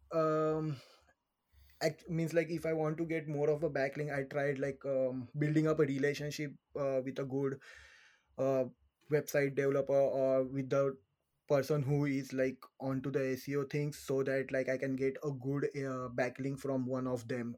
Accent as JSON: {"language": "English", "country": "India", "moved": "as an adult", "lives_now": "Ireland", "said": "I'm from India. I first came to Ireland in around 2019."}